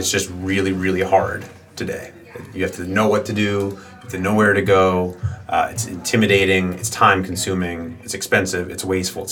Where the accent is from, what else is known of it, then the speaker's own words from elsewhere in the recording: New York, United States; I grew up here in New York, just north of the city in the suburbs